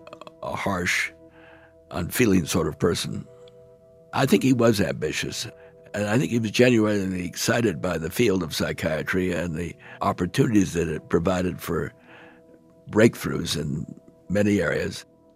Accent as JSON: {"language": "English", "town": "Brandon", "region": "Manitoba", "country": "Canada", "tie": "born there", "said": "Well, I was born in Canada, in Brandon, Manitoba, where my father's first appointment was at the Brandon Medical Institute."}